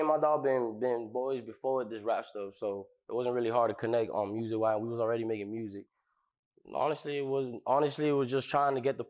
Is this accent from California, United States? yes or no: no; Miami, Florida, United States; I'm from Miami.